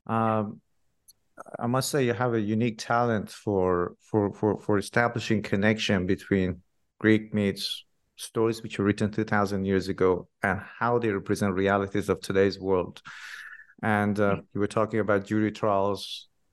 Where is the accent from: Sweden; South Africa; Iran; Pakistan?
Iran; I'm originally from Iran myself